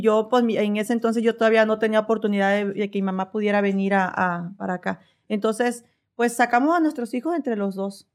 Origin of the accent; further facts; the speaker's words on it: Veracruz, Mexico; moved away as an adult; also born or lived in Phoenix, Arizona; now in Oklahoma, United States; soy de Veracruz.